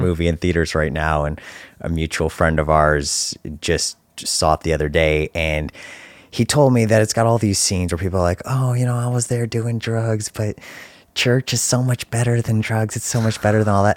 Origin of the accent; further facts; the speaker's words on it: Detroit, Michigan, United States; I grew up right here in Detroit